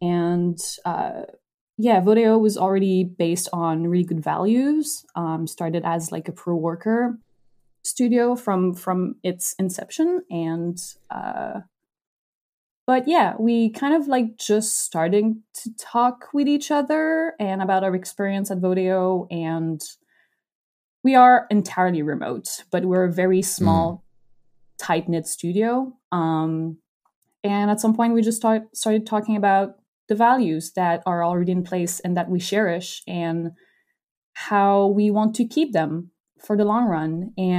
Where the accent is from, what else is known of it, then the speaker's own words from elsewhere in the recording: Canada; As a Canadian, I had no idea who that person is.